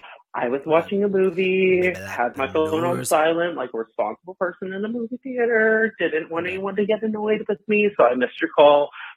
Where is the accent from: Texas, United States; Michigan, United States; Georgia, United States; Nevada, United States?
Texas, United States; I'm from Texas